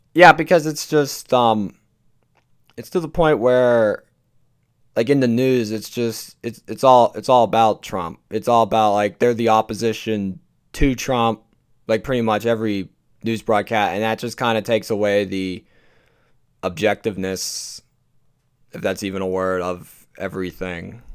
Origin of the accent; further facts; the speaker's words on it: Pennsylvania, United States; my home state of Pennsylvania